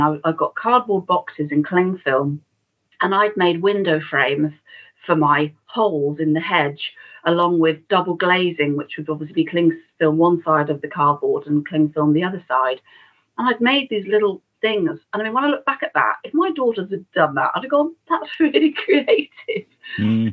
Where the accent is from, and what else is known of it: Shrewsbury, West Midlands, United Kingdom; born or raised there